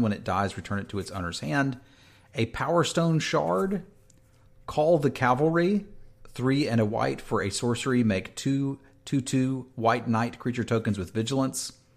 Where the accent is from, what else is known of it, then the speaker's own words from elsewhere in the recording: East Coast, United States; moved away; that's where I grew up. So like mm. my hometown is getting hit with this